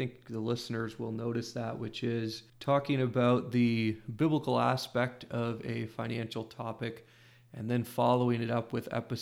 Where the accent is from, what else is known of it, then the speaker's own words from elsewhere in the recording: Iowa, United States; in my home state of Iowa